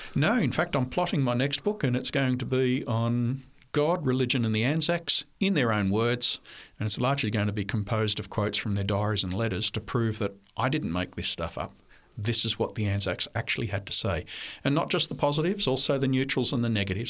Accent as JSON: {"language": "English", "town": "Cooranbong", "region": "New South Wales", "country": "Australia", "tie": "born or raised there", "also_born_or_lived": "Armidale, New South Wales / Ipswich, Queensland", "first_language": "French", "second_language": "English", "said": "we moved to Avondale in Curranbong in nineteen sixty-six, and that was the rest of my school life, and then through college until I graduated"}